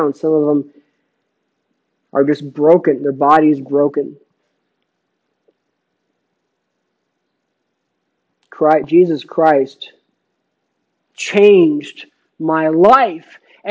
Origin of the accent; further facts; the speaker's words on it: Phoenix, Arizona, United States; in high school, I grew up in Phoenix